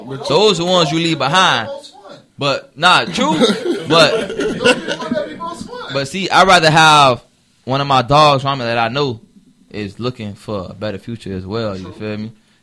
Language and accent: English; Opa-locka, Florida, United States; also born or lived in Miami; I say I'm from Opa-locka, if a random nigga asks me where you from, I say bro, I'm from Miami